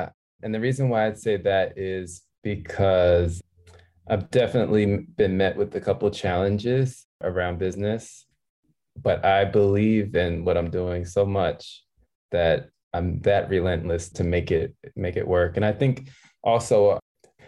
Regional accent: Maryland, United States; moved away as an adult; also born or lived in Philadelphia, Pennsylvania; now in Los Angeles, United States; I was born in Philadelphia and I grew up in Maryland.

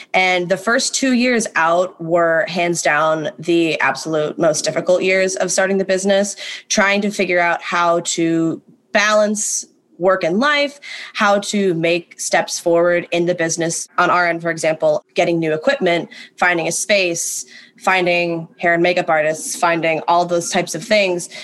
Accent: Ohio, United States; moved away as an adult; now in New York City, United States; born and raised in Ohio, as was …, moved to New York City to attend NYU.

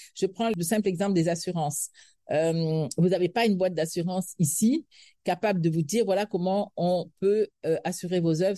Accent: Senegal; moved away as an adult; now in Cameroon; je suis sénégalaise, je me sens profondément sénégalaise, même si j'ai des origines françaises

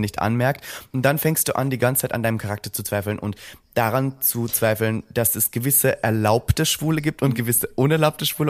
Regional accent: Austria; moved away as an adult; now in Berlin, Germany; ich komme aus Österreich

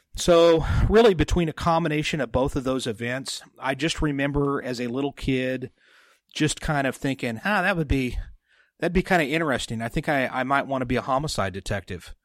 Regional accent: San Jose, then Sutter Creek area, California, United States; I was born in San Jose, California

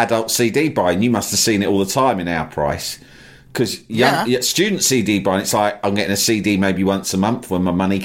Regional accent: Brentford, London, United Kingdom; I grew up in Brentford, or I spent a lot of my youth in Brentford

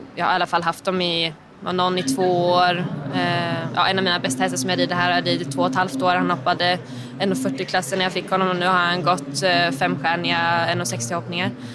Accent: Linköping, Östergötland, Sweden; moved away as an adult; now in Brussels, Belgium; jag är från Linköping

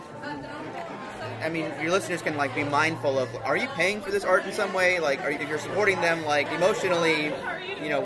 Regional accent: Houston, Texas, United States; I'm from Houston.

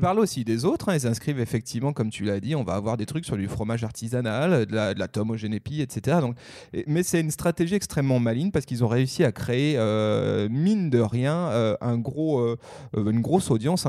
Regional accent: Haute-Savoie, Auvergne-Rhône-Alpes, France; ma région natale, la Haute-Savoie

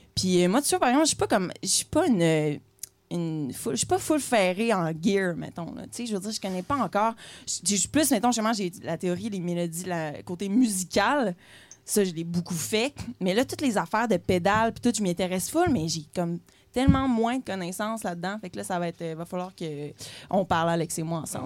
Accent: Quebec City, Quebec, Canada; je suis une femme de 22 ans, je viens de la ville de Québec

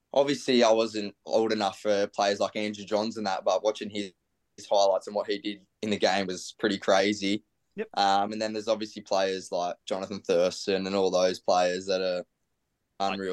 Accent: Central Coast, New South Wales, Australia; I'm from the Central Coast

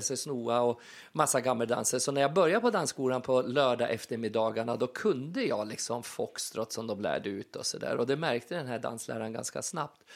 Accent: Furuvik, Gävleborg County, Sweden; moved away; hemma i Furuvik egentligen då, där jag växte upp

